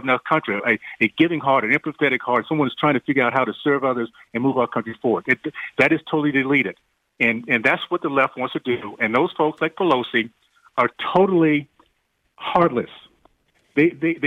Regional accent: Deep South, United States; growing up in the Deep South in the 60s, days of segregation, KKK, I lived in a community

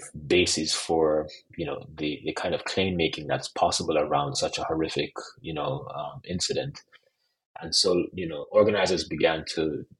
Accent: Jamaica; I'm also Jamaican

